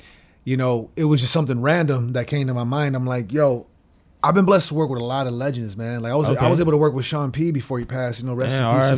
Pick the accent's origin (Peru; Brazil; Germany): Brazil; also born or lived in Chile; And I'm from Brazil and Chile, so it's like, it's a global fucking bitch.